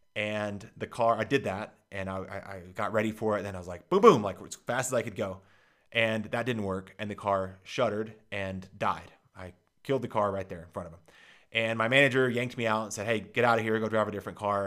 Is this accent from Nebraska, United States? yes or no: no; Dallas, Texas, United States; I grew up in Dallas, Texas